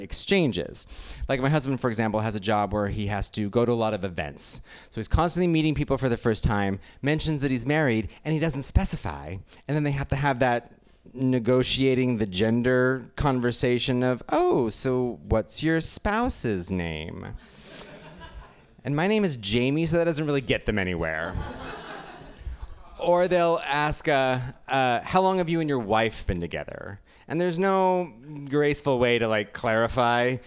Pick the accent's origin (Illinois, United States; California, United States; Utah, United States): Utah, United States; now in New York, United States; I grew up in, I live in New York now, but I grew up in Utah